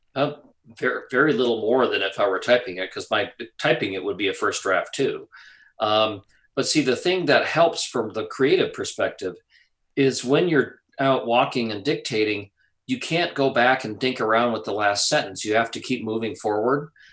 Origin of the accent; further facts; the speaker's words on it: Wisconsin, United States; growing up in Wisconsin, which is you know, it's a great place to grow up